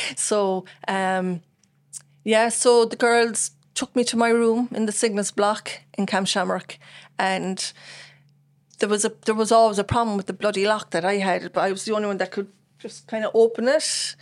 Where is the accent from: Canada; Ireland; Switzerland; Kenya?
Ireland; Bandon, Munster; also born or lived in Cork; I'm from Bandon, born in Saint Finbarr's, um, nineteen seventy-seven, and, uh, born and reared in Bandon in Richmond Court